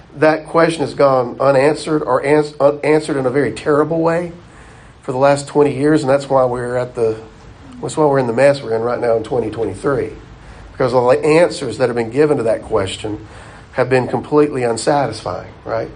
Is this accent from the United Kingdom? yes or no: no; the South, United States; We, we grew up in the South. All of us, I think, have had enough time in the South